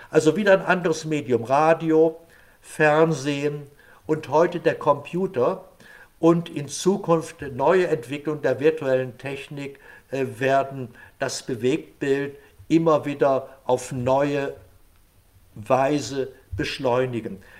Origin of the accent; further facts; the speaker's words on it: Germany; als Deutscher